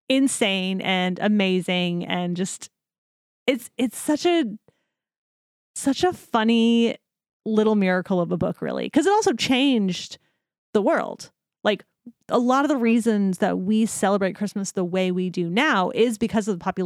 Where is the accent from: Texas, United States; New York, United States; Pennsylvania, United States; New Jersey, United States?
New Jersey, United States; I'm from New Jersey.